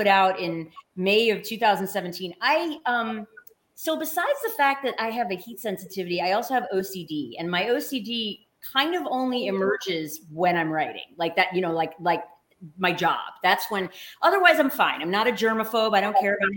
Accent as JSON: {"language": "English", "region": "Louisiana", "country": "United States", "also_born_or_lived": "Los Angeles / New Orleans", "moved": "as an adult", "lives_now": "Michigan, United States", "said": "I'm from Louisiana. My water does not freeze"}